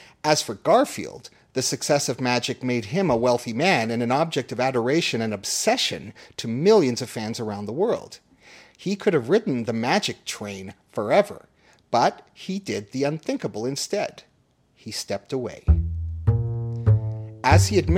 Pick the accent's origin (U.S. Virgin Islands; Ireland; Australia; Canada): Canada; Toronto, Ontario; Toronto, my hometown